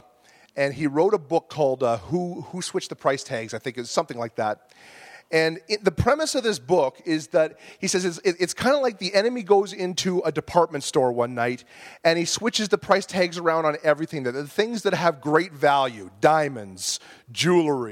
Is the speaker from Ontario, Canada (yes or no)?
yes; Bolton, Ontario, Canada; I grew up in Bolton, Ontario, and I lived in the same house for 20 years